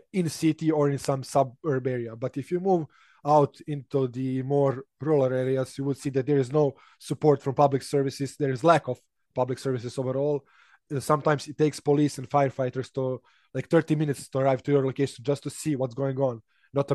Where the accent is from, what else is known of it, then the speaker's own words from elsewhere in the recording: Serbia; English is a second language; I started learning English when I was 5, which is really young when you compare it to other Serbs